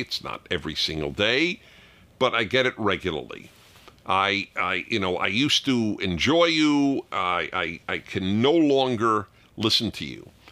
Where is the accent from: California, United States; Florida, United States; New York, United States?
New York, United States; my synagogue growing up in New York